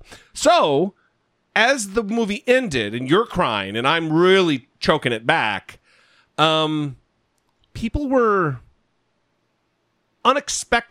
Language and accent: English; Boise, Idaho, United States; we're from Boise